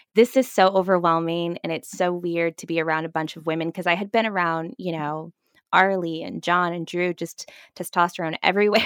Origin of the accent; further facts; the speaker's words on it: Fort Myers, Florida, United States; moved away; also born or lived in Vancouver, Canada / Toronto, Canada; I grew up in Fort Myers, Florida, uh, which is, for those of you who haven't been to that part of Florida, it is the South.